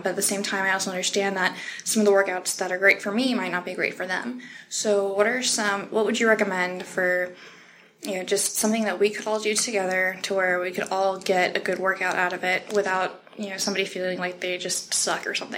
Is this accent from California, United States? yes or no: no; Kansas City, Missouri, United States; I am from the Kansas City metro area.